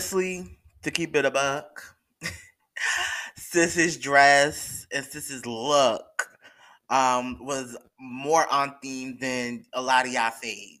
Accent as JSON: {"language": "English", "region": "New York", "country": "United States", "said": "I'm from New York, so I get it. I'm not from the city area, but I'm from New York"}